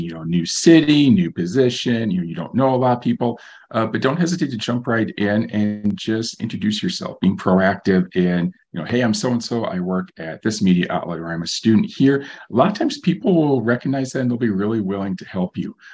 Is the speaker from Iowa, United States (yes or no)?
yes; Algona, Iowa, United States; We have a fantastic high school up in my hometown of Algona